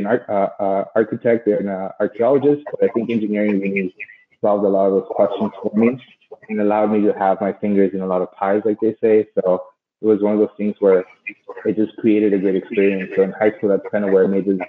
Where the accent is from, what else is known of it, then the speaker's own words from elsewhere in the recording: Los Angeles, California, United States; I grew up in South Central Los Angeles.